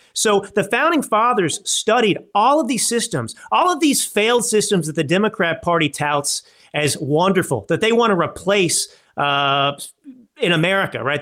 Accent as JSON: {"language": "English", "region": "Texas", "country": "United States", "tie": "born or raised there", "also_born_or_lived": "Dallas / Malibu, California / New York City / Milan, Italy", "moved": "as an adult", "said": "I grew up in Texas"}